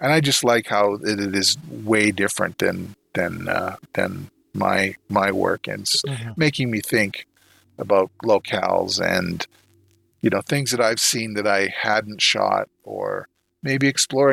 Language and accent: English; Canada; being a Canadian